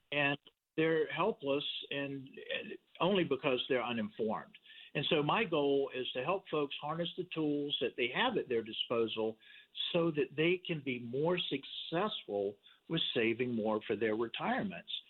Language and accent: English; Richmond, Virginia, United States; I was born in Richmond, Virginia.